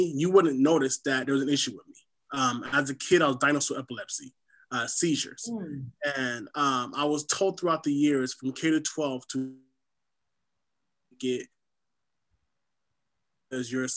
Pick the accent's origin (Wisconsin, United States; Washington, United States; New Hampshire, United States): Washington, United States; SeaTac; also born or lived in Haiti; I'm originally from the Caribbean island of Haiti. I grew up here in SeaTac, Washington.